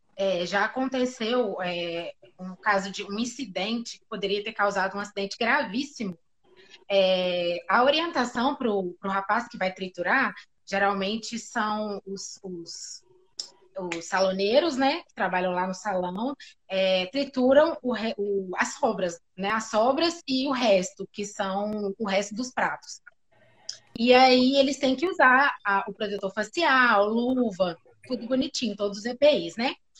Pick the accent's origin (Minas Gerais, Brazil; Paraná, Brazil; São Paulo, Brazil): Minas Gerais, Brazil; interior of; eu sou de Minas, né? Sou do interior de Minas